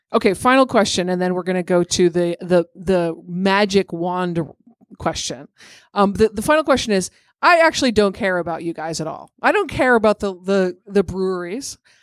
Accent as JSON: {"language": "English", "region": "Massachusetts", "country": "United States", "tie": "born or raised there", "moved": "yes", "lives_now": "New York City, United States", "said": "I grew up in Massachusetts and I live in New York City."}